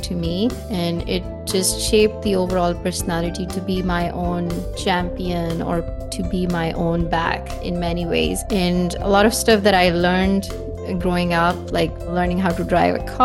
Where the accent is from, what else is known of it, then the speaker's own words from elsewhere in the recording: Pakistan; I grew up in Pakistan. My mom was working in public health, so we moved around whenever she got transferred. I've lived in different cities in Pakistan.